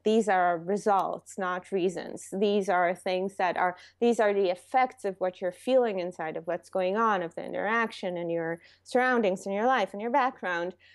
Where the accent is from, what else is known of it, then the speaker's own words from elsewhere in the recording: Israel; English is a second language; moved away as an adult; now in New York, United States; I'm from Israel